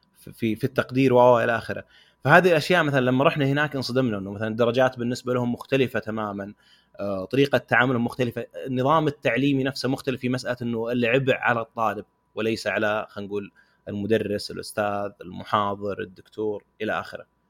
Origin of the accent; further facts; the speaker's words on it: Saudi Arabia; عندنا في السعوديه